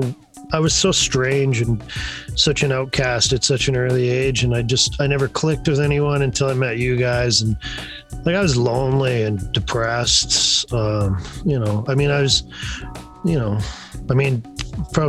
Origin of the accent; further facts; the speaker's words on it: Canada; growing up in the East End as a kid